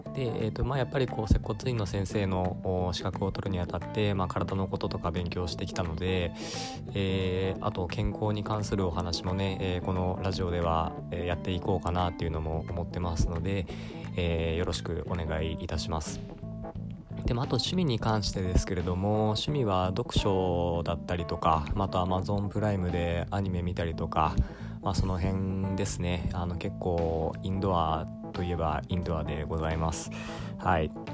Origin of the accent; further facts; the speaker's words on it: Aichi, Japan; also born or lived in Nagoya; 愛知県出身で、まあ、今名古屋に住んでる